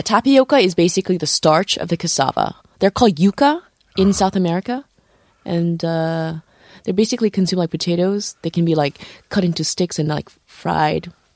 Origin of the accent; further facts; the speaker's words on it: Morocco; moved away; I was born in Morocco